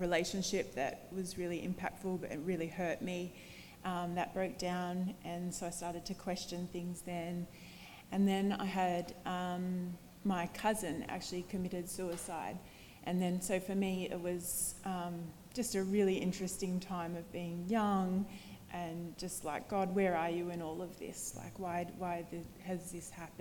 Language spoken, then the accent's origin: English; Bendigo, Victoria, Australia; moved away; I grew up in Bendigo and Victoria, so not from New South Wales